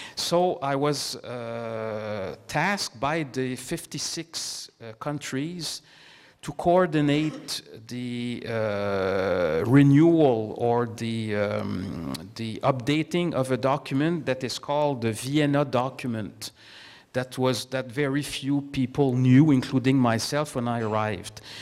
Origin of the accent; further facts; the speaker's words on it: Canada; as a Canadian diplomat